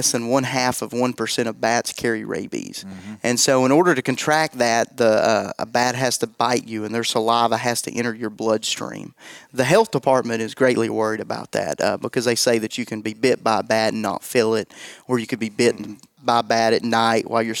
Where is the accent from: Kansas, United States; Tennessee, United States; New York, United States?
Tennessee, United States; East; I'm from East Tennessee, so I mispronounce things